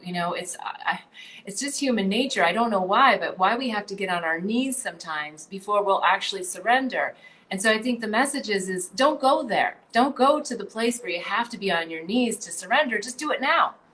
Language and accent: English; North Dakota, United States; moved away; also born or lived in California / New Jersey / Bali; I grew up in North Dakota. Um, you know, I grew up in a town of like 2,700 people.